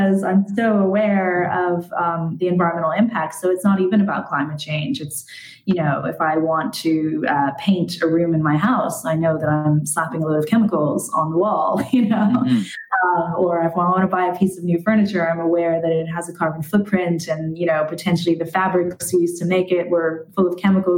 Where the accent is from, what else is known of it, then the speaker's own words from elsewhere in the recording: United States; now in Ireland; I grew up in America